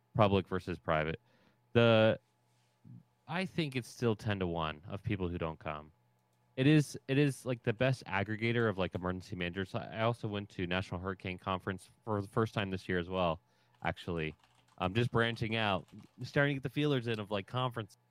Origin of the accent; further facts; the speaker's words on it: Ohio, United States; I'm from Ohio